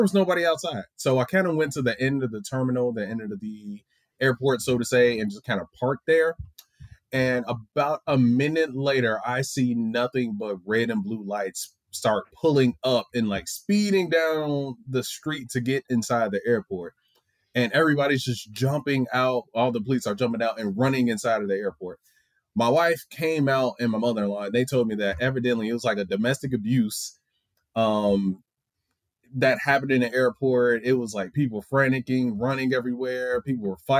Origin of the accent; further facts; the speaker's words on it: Chicago, Illinois, United States; but I'm from Chicago